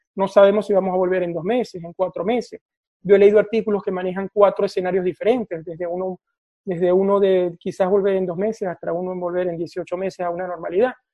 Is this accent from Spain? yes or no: no; Venezuela; moved away as an adult; now in Oslo, Norway; vivo en Noruega, en Oslo, desde hace 12 años y soy venezolano